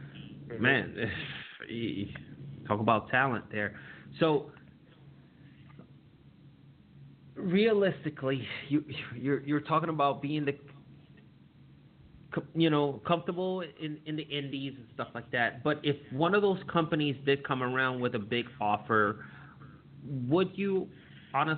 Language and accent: English; New York City, New York, United States; also born or lived in Germany; now in Ohio, United States; I grew up in Harlem over there in New York City, certainly in the 80s and 90s. I am a global New Yorker. I lived in Germany for 10 years. I currently live in Ohio.